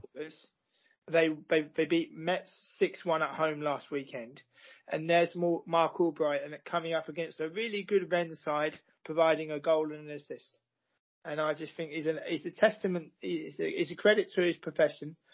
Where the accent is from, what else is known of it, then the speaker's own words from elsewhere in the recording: United Kingdom; moved away as an adult; now in Amsterdam, Netherlands; I was born and raised in Great Britain, and at the age of 21, I relocated to the Netherlands and Amsterdam